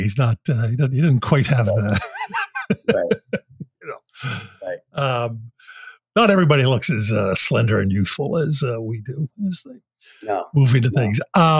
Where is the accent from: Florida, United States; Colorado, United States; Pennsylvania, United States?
Pennsylvania, United States; Philadelphia; my hometown of Philadelphia